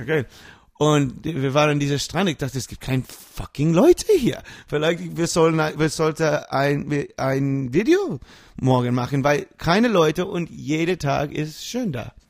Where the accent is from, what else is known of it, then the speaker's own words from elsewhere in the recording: New York, United States; German is a second language; moved away as an adult; also born or lived in Munich; now in Germany; Ich komme aus New York